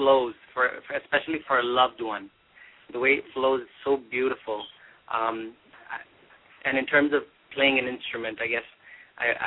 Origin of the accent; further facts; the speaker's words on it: Jersey City, New Jersey, United States; I grew up in Jersey City, New Jersey.